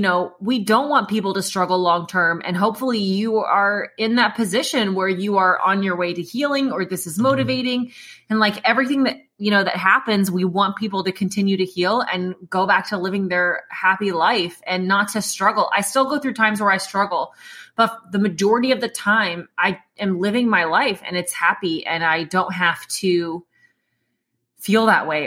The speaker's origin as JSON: {"language": "English", "region": "Indiana", "country": "United States", "said": "I'm from the Midwest. Listen, I know, Judy, I'm just a basic white person, okay? That's it. There's no eclectic culture there, Judy. It's just Indiana."}